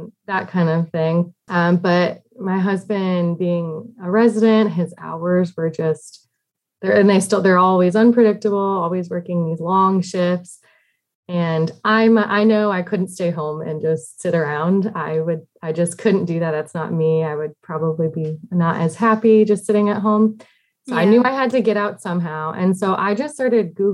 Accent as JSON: {"language": "English", "region": "Massachusetts", "country": "United States", "tie": "born or raised there", "also_born_or_lived": "South Carolina", "moved": "as an adult", "lives_now": "Washington, D.C. area, United States", "said": "I grew up in Massachusetts in a small town"}